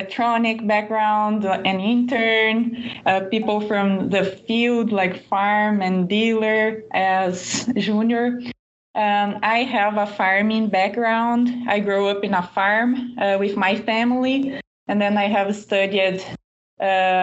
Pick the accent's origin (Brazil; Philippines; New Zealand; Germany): Brazil; English is a second language